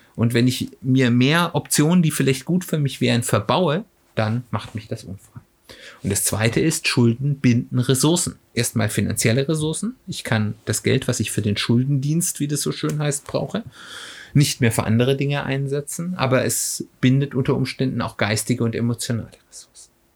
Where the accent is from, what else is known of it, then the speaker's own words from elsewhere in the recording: Germany; als Deutscher